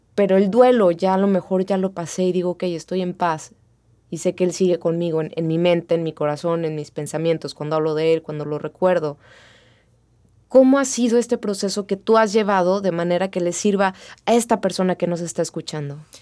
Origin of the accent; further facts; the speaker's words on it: Mexico; así somos los mexicanos